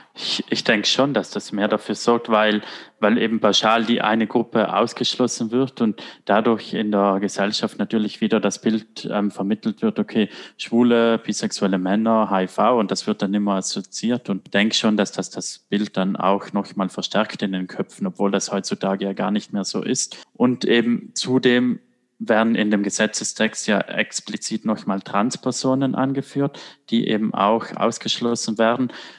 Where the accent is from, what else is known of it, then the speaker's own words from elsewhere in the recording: Italy; moved away as an adult; now in Germany; ich komme aus Italien